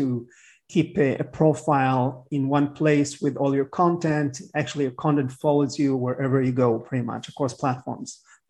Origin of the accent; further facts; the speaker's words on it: Miami, Florida, United States; My hometown. Yep.